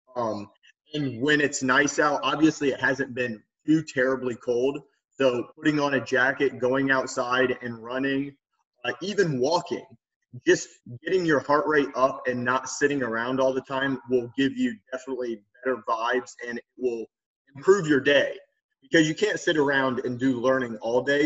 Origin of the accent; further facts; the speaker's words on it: Lima, Ohio, United States; also born or lived in Westerville, Ohio / New York City; I'm from Lima, Ohio, which is like northwest Ohio